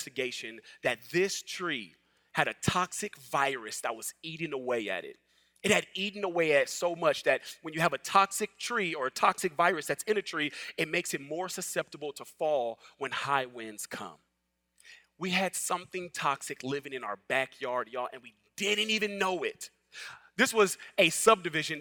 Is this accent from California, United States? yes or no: yes; Los Angeles, California, United States; moved away as an adult; now in the South, United States; I'm originally from Los Angeles